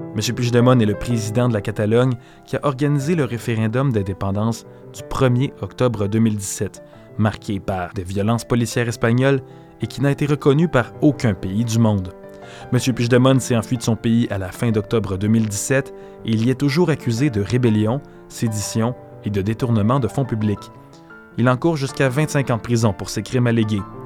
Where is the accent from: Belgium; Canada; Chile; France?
Canada; chez nous au Canada